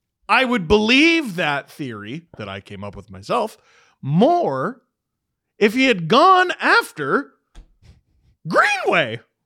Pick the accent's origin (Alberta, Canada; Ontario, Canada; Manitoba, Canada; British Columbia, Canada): Ontario, Canada; Toronto; Yeah. Well, Adam, you know the worst thing that you said, though? I'm from Toronto.